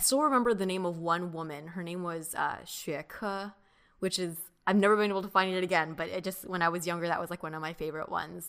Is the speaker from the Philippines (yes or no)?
no; Mission Viejo, California, United States; first language Mandarin; English is a second language; also born or lived in Long Beach; I was born in Long Beach, uh, and then we moved our family to Orange County, Mission Viejo, where I grew up for most of my life